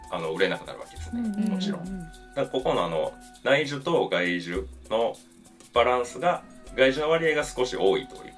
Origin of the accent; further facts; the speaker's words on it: Kansai, Japan; 僕は関西ですから